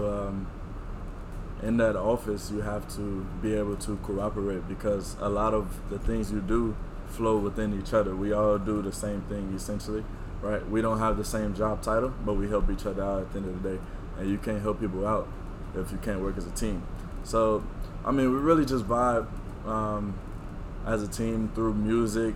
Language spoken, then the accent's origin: English; Chicago, Illinois, United States; also born or lived in Romeoville, Illinois; I grew up Southside Chicago, born and raised in the hood